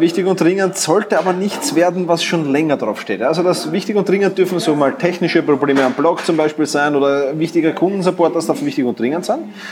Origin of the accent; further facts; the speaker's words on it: Vienna, Austria; wie du vielleicht schon hörst, ich komme aus Wien